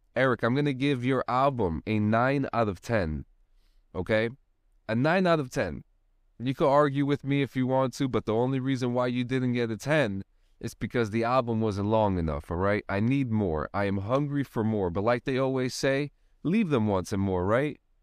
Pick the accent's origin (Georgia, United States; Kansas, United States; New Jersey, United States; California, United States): New Jersey, United States; Union City; moved away as an adult; I grew up in Union City myself I grew up there for a long long time and I didn't even get out of there until I didn't even get out of Hudson County until in my 20s